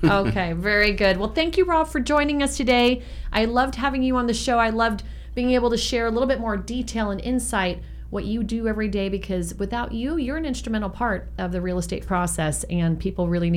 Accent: San Francisco, California, United States; moved away; I grew up in San Francisco in the Sunset District

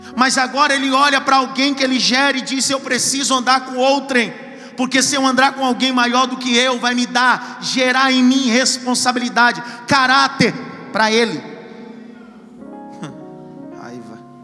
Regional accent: Northeast Region, Brazil; moved away; Eu sou nordestino.

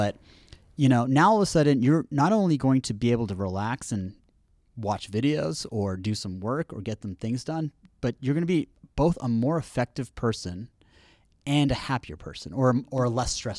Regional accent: Houston, Texas, United States; I was raised in Houston.

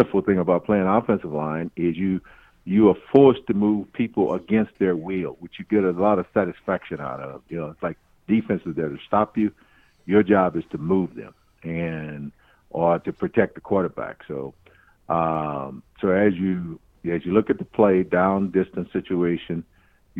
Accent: St. Louis, Missouri, United States; I'm originally from the inner city of St. Louis, Missouri. Grew up in a time of segregation growing up in St. Louis

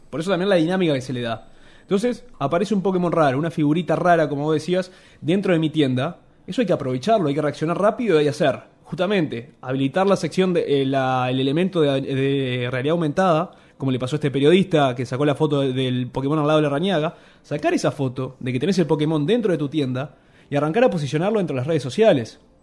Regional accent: Uruguay

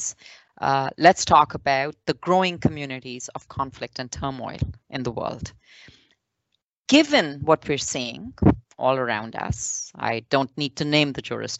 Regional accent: Canada; as a Canadian

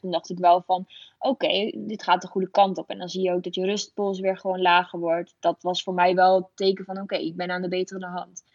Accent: Epe, Gelderland, Netherlands; moved away; Ik kom uit Gelderland op de Veluwe

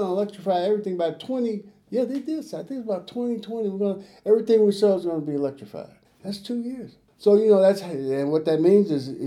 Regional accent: Chicago, Illinois, United States; I grew up in Chicago

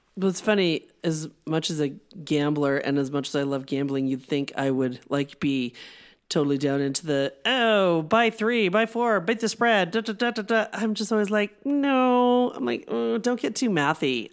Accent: Denver, Colorado, United States; My hometown, Denver Broncos

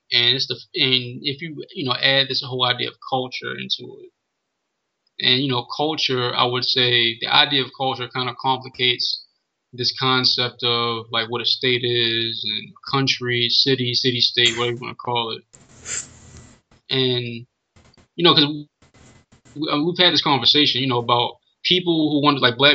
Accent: United States; we are American up to a point because we do share a particular culture compared to other kinds of people. We do have ancestors that were connected to slavery who literally built this country

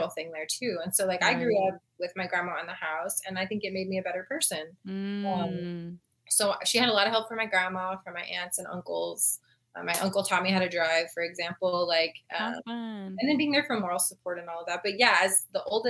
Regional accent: San Antonio, Texas, United States; I was born and raised here in San Antonio, from the west side

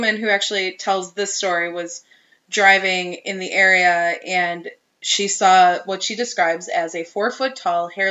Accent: Holy Hill area of Wisconsin, United States; I grew up in the Holy Hill area of Wisconsin

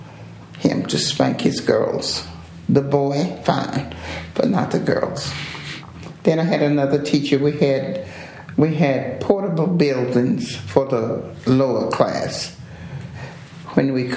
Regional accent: Dallas, Texas, United States; also born or lived in Rosebud, Texas; I'm from East Oak Cliff over on the other side

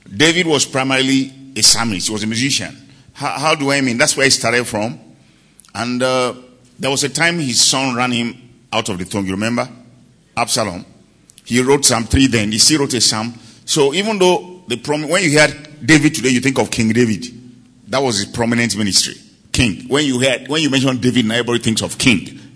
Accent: Nigeria; I came all the way from Nigeria.

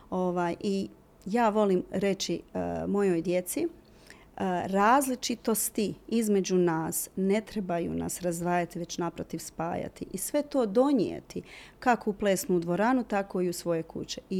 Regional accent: Mostar, Federation of Bosnia and Herzegovina, Bosnia & Herzegovina; Mi smo ostali bili u Mostaru

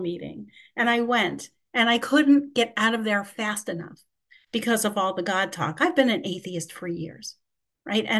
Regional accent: New York City, New York, United States; I'm from Queens, New York

